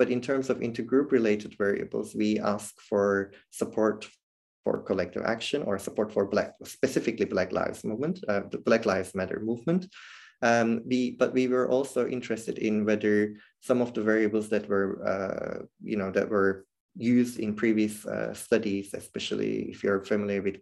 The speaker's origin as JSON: {"language": "English", "country": "Turkey", "moved": "yes", "lives_now": "Netherlands", "said": "I come from Turkey originally"}